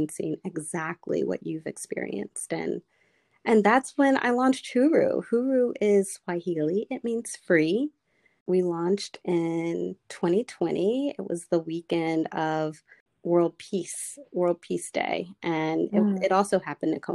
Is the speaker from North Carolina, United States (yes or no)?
yes; Charlotte, North Carolina, United States; now in Washington, DC, United States; I grew up in Charlotte, North Carolina, which is a pretty green town, but it is a southern town